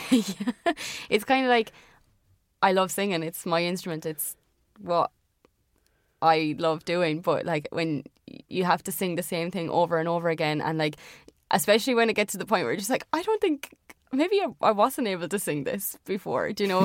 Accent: Ireland; accent: Irish; for being Irish

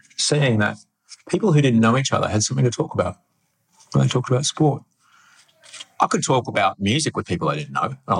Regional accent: Brisbane, Queensland, Australia; when I was a kid growing up in Brisbane

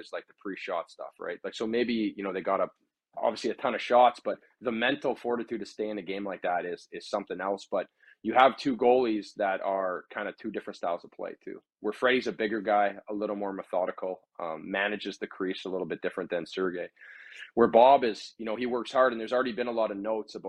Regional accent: Thunder Bay, Ontario, Canada; growing up in Thunder Bay, Ontario

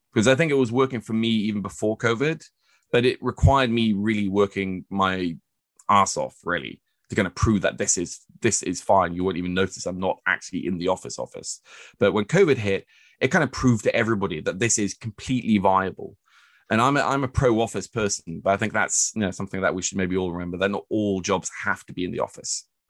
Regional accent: Oslo, Norway; moved away as an adult; I was born and raised here in Oslo at Smestad

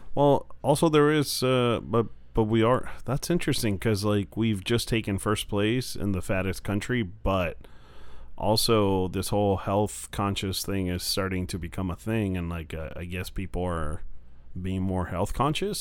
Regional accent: Mexico; now in United States; I'm from Mexico, grew up there, and now I live in the U.S.

